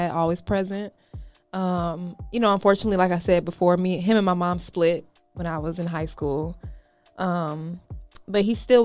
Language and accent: English; Atlanta, Georgia, United States; also born or lived in Albany, Georgia / Henry County, Georgia; I was raised in Atlanta predominantly